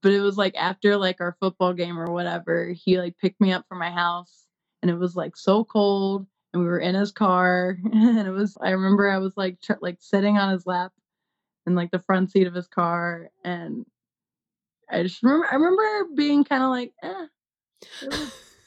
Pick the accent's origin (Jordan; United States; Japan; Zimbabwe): United States; South Carolina; I grew up in South Carolina and they're very like Southern Baptists.